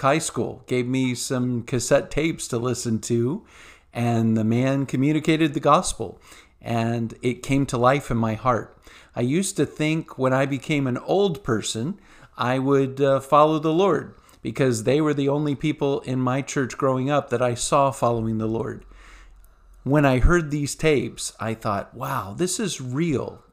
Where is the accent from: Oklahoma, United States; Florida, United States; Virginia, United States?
Virginia, United States; Virginia Beach; I grew up in church in Virginia Beach area